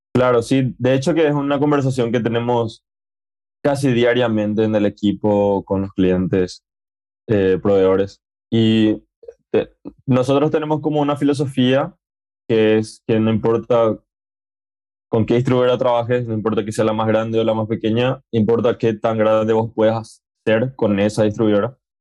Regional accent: Paraguay; en mi país, que, que bueno, en Paraguay

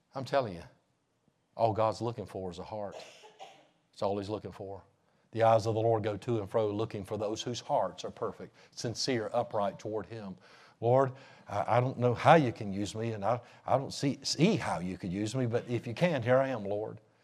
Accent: North Carolina, United States; I'm from the States. I'm from North Carolina

